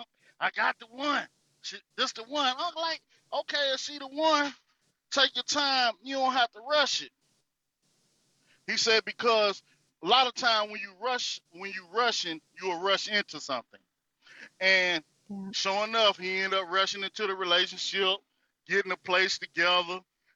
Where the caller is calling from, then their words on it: North Carolina, United States; I'm coming from the North Carolina territory.